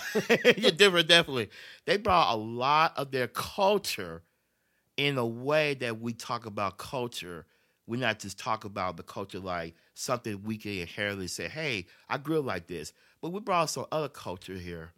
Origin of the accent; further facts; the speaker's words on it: Memphis, Tennessee, United States; I was born and raised in Memphis, Tennessee